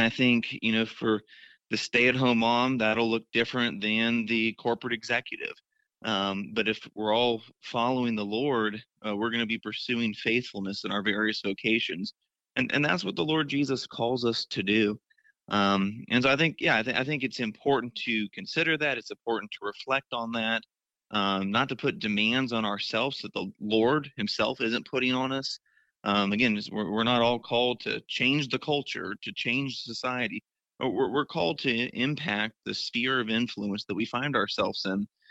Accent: Florida, United States; my home state of Florida

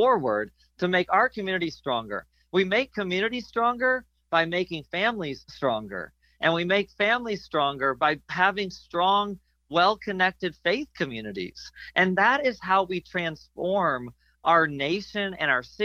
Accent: Buffalo, New York, United States; now in Florida, United States; I grew up in Western New York, just outside of Buffalo.

